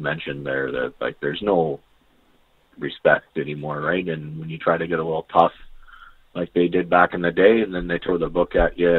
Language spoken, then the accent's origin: English; Surrey, British Columbia, Canada; moved away; I'm from Surrey originally, right?